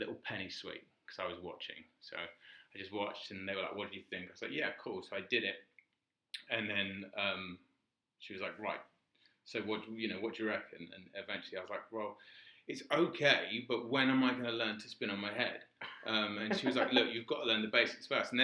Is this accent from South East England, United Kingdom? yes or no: yes; Crawley, South East England, United Kingdom; I'm from Crawley